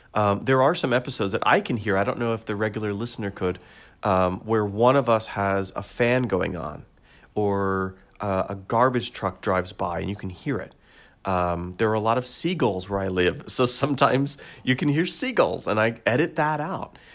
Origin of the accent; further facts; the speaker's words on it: United States; I'm American